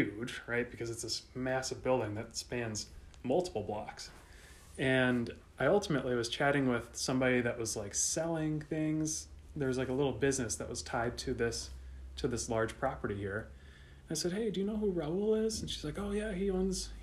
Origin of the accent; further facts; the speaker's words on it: Minnesota, United States; I'm from Minnesota.